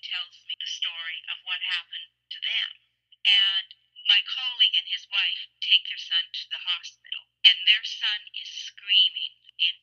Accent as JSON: {"language": "English", "country": "Canada", "said": "I'm Canadian"}